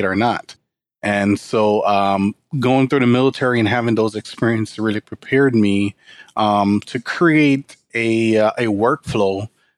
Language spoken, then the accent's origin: English; Jamaica; moved away as an adult; now in United States; I grew up in Jamaica, country population about 2.6 million people with a poverty rate of 85%